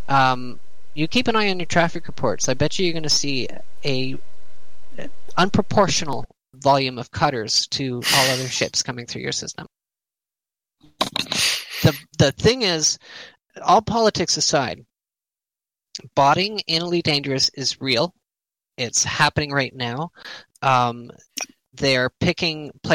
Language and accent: English; Canada; I'm Canadian